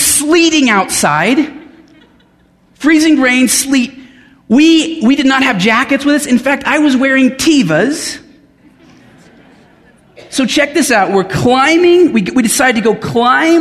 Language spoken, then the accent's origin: English; Denver, Colorado, United States; moved away as an adult; I grew up in Denver, and my parents live on the north side now, and we lived in just about every suburb of the west side of Denver.